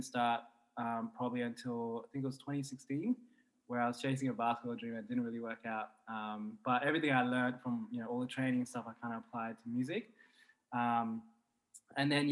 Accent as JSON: {"language": "English", "town": "Brisbane", "region": "Queensland", "country": "Australia", "tie": "born or raised there", "moved": "yes", "lives_now": "Sydney, Australia", "said": "I was from Brisbane and that's where I grew up"}